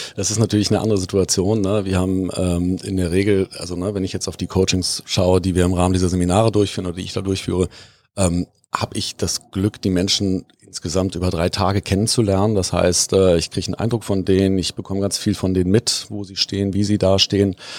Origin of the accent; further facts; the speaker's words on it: Bonn, North Rhine-Westphalia, Germany; moved away as an adult; also born or lived in Hamburg; Ich bin ähm, gebürtiger Bonner